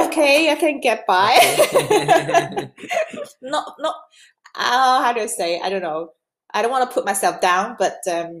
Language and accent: English; Hong Kong; English is a second language; also born or lived in England; now in Denmark; Of course I speak Cantonese. I'm from Hong Kong.